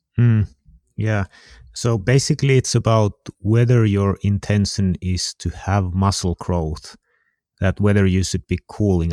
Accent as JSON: {"language": "English", "country": "Finland", "said": "I'm from Finland"}